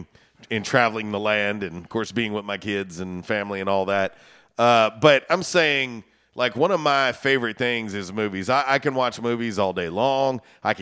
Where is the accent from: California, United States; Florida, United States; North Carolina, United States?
Florida, United States; moved away; I grew up in Florida